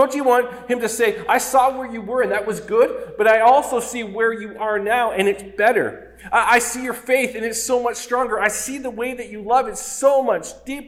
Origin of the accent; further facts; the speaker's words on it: Oshawa, Ontario, Canada; I grew up in Oshawa